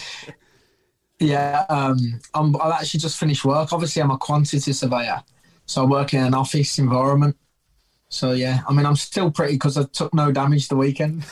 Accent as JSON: {"language": "English", "town": "Birmingham", "region": "West Midlands", "country": "United Kingdom", "said": "I'm a bomber and I'm from Birmingham, slang for Birmingham is Brum and Brumtown."}